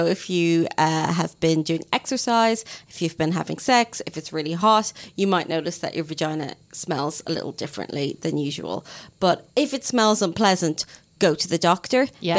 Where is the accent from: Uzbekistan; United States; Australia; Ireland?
Ireland; now in United Kingdom; being Irish